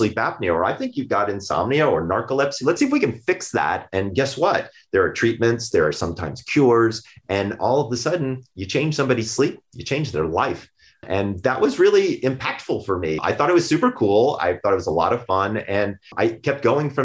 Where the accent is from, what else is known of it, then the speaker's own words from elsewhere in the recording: Sandy Springs, Georgia, United States; I'm from Sandy Springs, Georgia